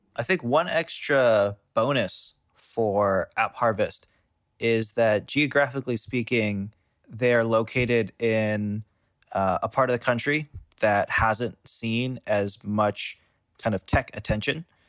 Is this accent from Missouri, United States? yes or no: yes; St. Louis, Missouri, United States; moved away as an adult; I grew up in Saint Louis